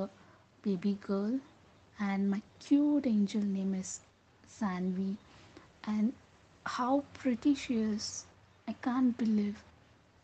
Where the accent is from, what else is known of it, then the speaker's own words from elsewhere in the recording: Bangalore, Karnataka, India; I'm from Bangalore